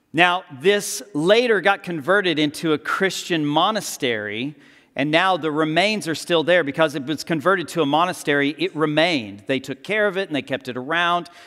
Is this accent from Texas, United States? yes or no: yes; Texas, United States; I'm from Texas.